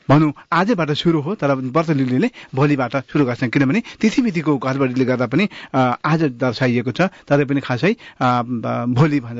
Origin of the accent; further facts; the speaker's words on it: Nepal; moved away; हामी नेपाली हौँ हिन्दू हौँ